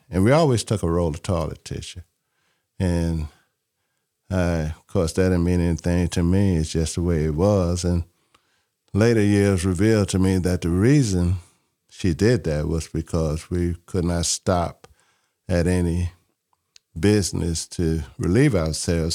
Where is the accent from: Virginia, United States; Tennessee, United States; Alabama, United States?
Alabama, United States; Mobile; I grew up in Mobile, Alabama.